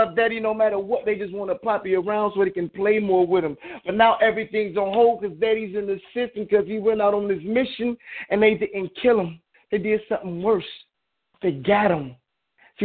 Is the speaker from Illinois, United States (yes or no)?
no; Detroit, Michigan, United States; now in Chicago, United States; from Detroit out here now in Chicago